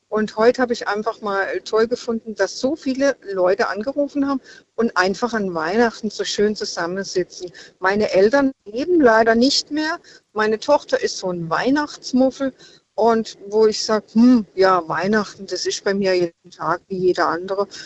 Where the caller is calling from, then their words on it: Freiburg, Baden-Württemberg, Germany; Ich bin aus Freiburg.